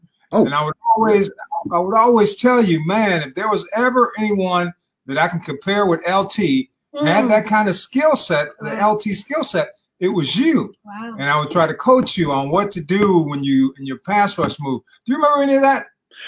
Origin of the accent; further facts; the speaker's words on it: Austin, Texas, United States; Hey, I grew up in Austin, Texas.